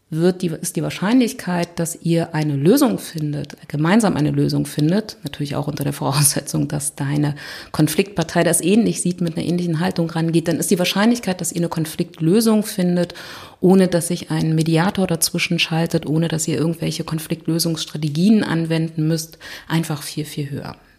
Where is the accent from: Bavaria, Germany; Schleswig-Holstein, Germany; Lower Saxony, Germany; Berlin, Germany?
Berlin, Germany; ich komme aus Berlin